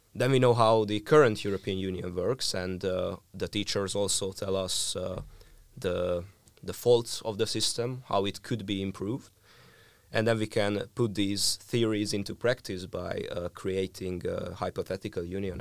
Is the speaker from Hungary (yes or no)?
yes; Hungary; I'm from Hungary